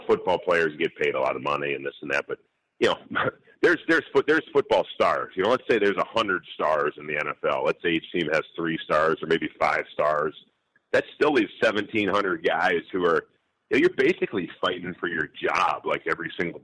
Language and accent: English; St. Paul, Minnesota, United States; I grew up in St. Paul, Minnesota